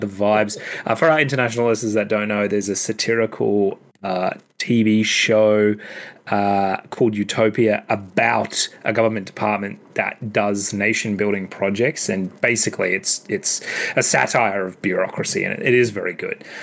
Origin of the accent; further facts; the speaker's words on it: Queensland, Australia; As a Queenslander